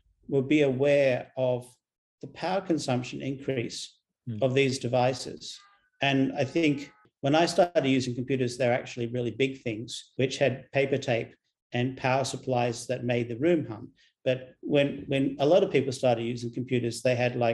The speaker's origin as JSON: {"language": "English", "country": "Australia", "said": "I'm an Australian"}